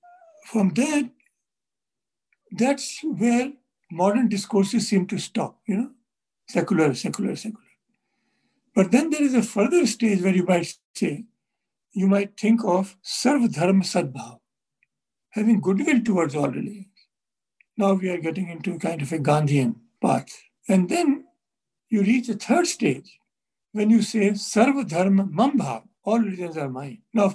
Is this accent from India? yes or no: yes; India